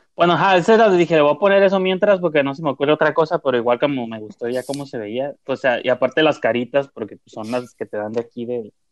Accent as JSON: {"language": "Spanish", "region": "northern Mexico", "country": "Mexico", "said": "somos norteños"}